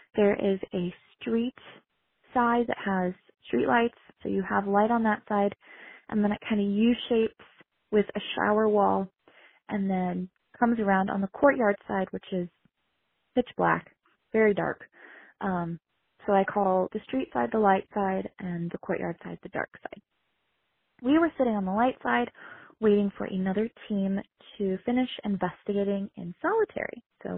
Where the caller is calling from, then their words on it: Bozeman, Montana, United States; I am from Bozeman, Montana, and I want to share my paranormal experience